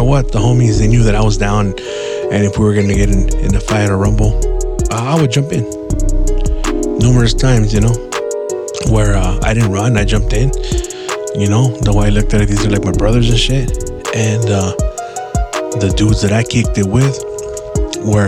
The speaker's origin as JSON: {"language": "English", "town": "San Gabriel", "region": "California", "country": "United States", "tie": "born or raised there", "said": "I grew up in San Gabriel, in the Barrio Sangra"}